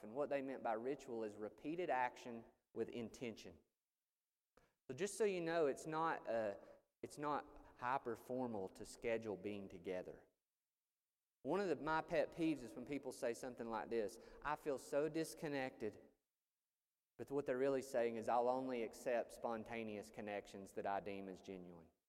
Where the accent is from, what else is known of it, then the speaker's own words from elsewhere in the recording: Chatsworth, Georgia, United States; moved away as an adult; also born or lived in Chicago; I went to Chicago from Chatsworth, Georgia.